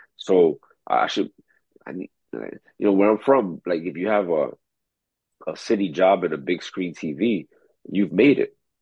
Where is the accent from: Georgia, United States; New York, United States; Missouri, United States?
New York, United States; New York City; also born or lived in Dominican Republic; the same neighborhood I was raised in Corona, Queens